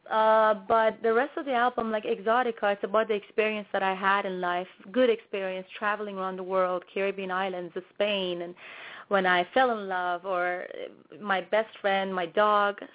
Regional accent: Toronto, Ontario, Canada; I grew up in Toronto, Canada, so I am a Canadian singer-songwriter.

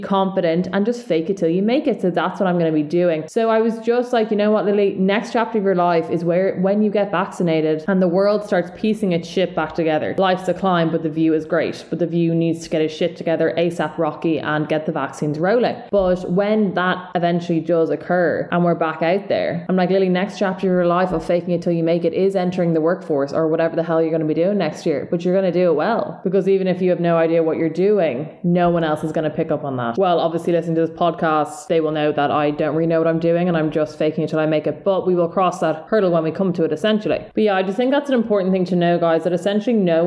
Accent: Dublin, Leinster, Ireland; accent: South Dublin

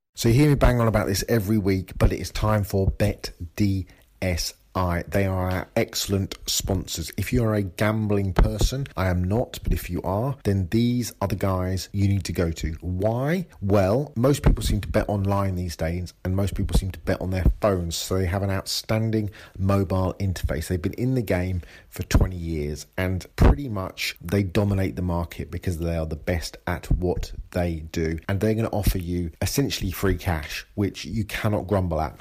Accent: England, United Kingdom; I'm English.

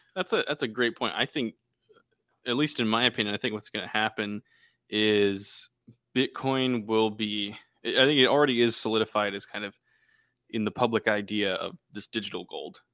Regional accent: Boston, Massachusetts, United States; We're actually from Boston

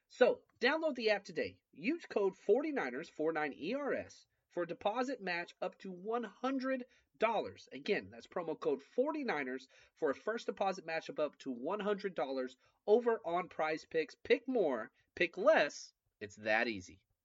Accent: Dallas, Texas, United States; I grew up in Dallas

